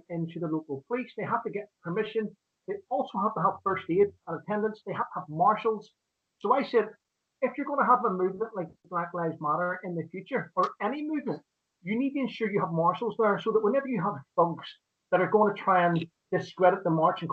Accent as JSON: {"language": "English", "region": "Northern Ireland", "country": "United Kingdom", "tie": "born or raised there", "said": "I grew up in Northern Ireland"}